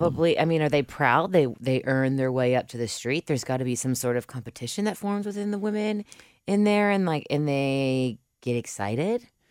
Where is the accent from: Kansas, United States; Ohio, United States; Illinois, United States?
Ohio, United States; Cincinnati; moved away as an adult; I'm from Cincinnati, but I've been gone a, the majority of the past ten years